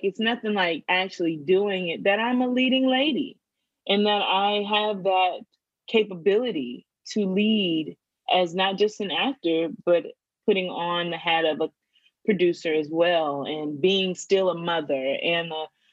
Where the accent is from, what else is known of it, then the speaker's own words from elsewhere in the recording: Simpsonville, South Carolina, United States; also born or lived in Georgia; I grew up in South Carolina, a small town called Simpsonville